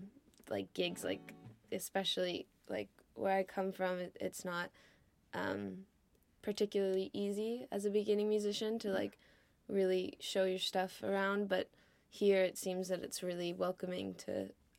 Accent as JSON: {"language": "English", "region": "California", "country": "United States", "moved": "as an adult", "lives_now": "Liverpool, United Kingdom", "said": "I'm from California and we've lived there"}